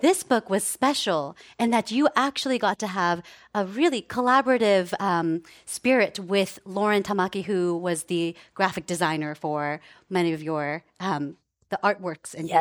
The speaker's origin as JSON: {"language": "English", "town": "Palo Alto", "region": "California", "country": "United States", "tie": "born or raised there", "also_born_or_lived": "Japan / Menlo Park", "said": "I came to the Bay Area, and I was actually, uh, raised in Palo Alto and Menlo Park."}